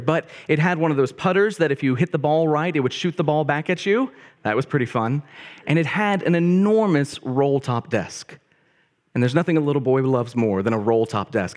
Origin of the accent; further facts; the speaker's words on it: Bryant, Arkansas, United States; I grew up in a town called Bryant, Arkansas